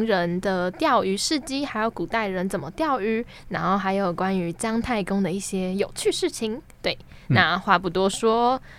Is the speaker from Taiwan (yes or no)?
yes; Keelung, Taiwan; 好丢脸哦！我基隆人哎啊，丢脸丢的啊这，